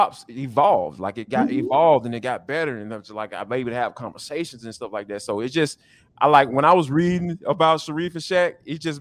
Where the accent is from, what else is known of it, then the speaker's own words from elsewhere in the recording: Atlanta, Georgia, United States; here in Atlanta, growing up in Atlanta